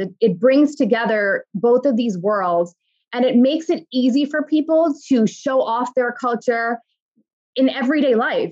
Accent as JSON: {"language": "English", "region": "New York", "country": "United States", "tie": "born or raised there", "said": "I'm a daughter of immigrants, and I was born and raised in New York"}